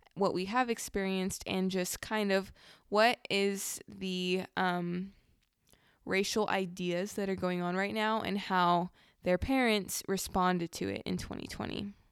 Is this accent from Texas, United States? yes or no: no; Southern California, United States; I definitely grew up in two very different, but very similar cultures, um, in Southern California